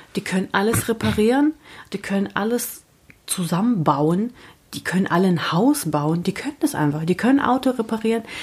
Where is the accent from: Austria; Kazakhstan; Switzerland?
Kazakhstan; now in Germany; aus Kasachstan und Russisch